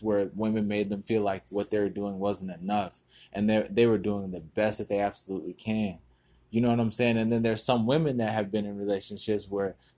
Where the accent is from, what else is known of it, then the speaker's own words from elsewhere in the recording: United States; Though I am here in America and I am an American